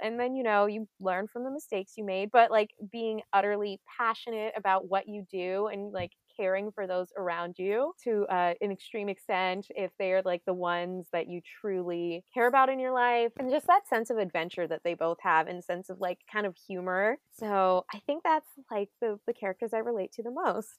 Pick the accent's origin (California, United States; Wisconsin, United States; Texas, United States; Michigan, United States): California, United States; Southern; I grew up in SoCal, but funny enough, and actually I, like, lived probably twenty-five minutes from Disneyland